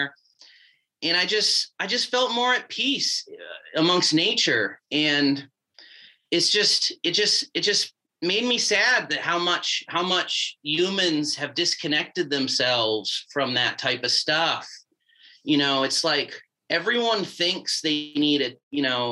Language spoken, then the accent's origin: English; Massachusetts, United States; moved away; I grew up in New England in Massachusetts